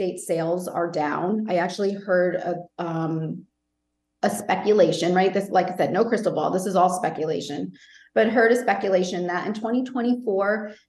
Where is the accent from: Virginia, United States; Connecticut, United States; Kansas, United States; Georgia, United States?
Connecticut, United States; now in Rhode Island, United States; I'm originally from Connecticut